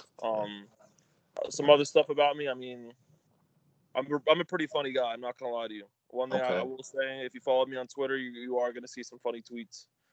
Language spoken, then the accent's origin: English; Delaware, United States; I'm from Delaware. So I'm from the first state, and I'm from the second smallest state in the country